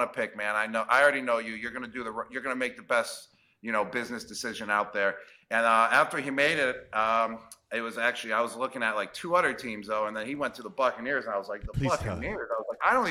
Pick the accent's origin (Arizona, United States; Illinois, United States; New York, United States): New York, United States; Buffalo; I'm right from Buffalo, New York. I grew up a Buffalo Bills fan.